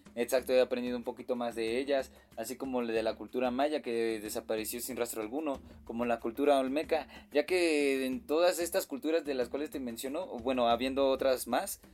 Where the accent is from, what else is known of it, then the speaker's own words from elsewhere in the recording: Mexico; como nací aquí en México, pues sí me agrada, me agrada todo lo que hay aquí en mi país natal.